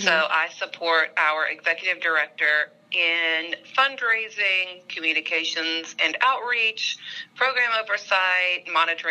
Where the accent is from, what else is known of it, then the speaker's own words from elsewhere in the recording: Memphis, Tennessee, United States; I'm from Memphis, and I'm an international studies major at Rhodes